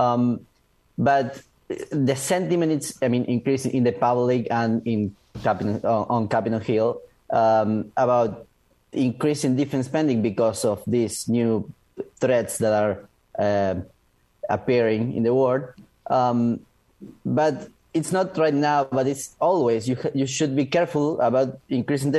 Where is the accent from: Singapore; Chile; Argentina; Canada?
Argentina; moved away; I am from Argentina